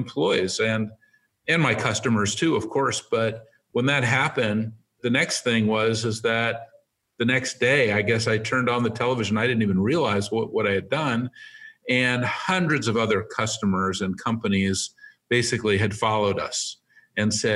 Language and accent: English; San Francisco, California, United States; I live in San Francisco. I was born on Divisadero Street.